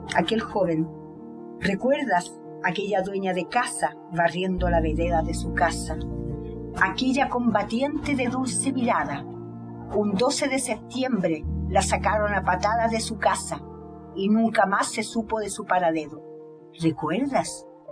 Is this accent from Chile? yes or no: yes; Chile; moved away as an adult; also born or lived in Russia; el día en que yo salí de Chile, el 12 de octubre de 1973